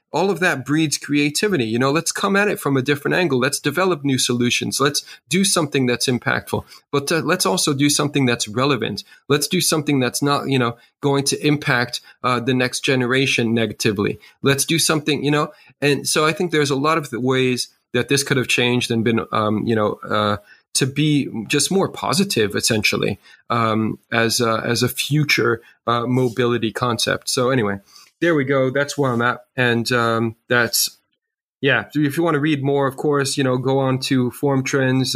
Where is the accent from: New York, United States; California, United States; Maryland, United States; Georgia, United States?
New York, United States; New York City; I grew up in New York City